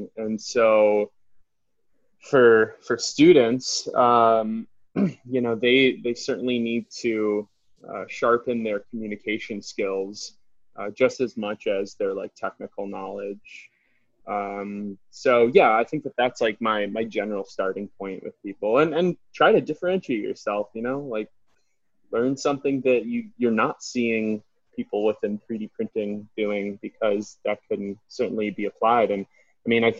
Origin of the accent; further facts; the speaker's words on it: Detroit, Michigan, United States; grew up in Metro Detroit